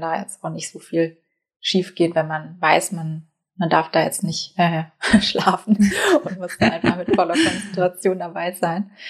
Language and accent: German; Baden-Württemberg, Germany; now in Hamburg, Germany; Ich wohne in Hamburg. Ich komme ursprünglich aus Baden-Württemberg. Das hört man vielleicht noch so ein bisschen raus.